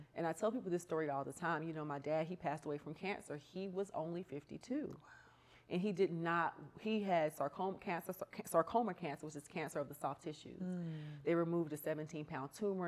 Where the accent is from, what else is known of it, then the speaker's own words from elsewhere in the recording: the South, United States; I grew up in the South